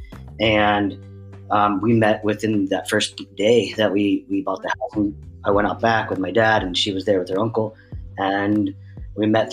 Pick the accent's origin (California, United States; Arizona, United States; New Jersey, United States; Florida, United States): New Jersey, United States; now in Boston, United States; I grew up in South Jersey, and that is where the two of us met.